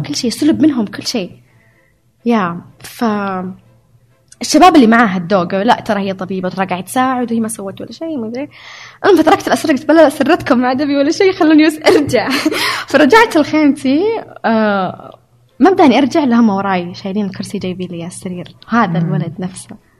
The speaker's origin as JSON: {"language": "Arabic", "country": "Saudi Arabia", "also_born_or_lived": "Hungary", "moved": "as an adult", "said": "أعرف نفسي كسعودية"}